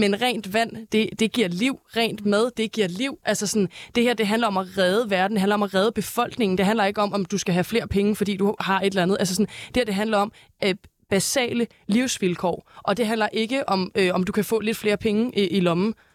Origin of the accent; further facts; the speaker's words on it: Næstved, Zealand, Denmark; now in Copenhagen, Denmark; Jeg er fra Næstved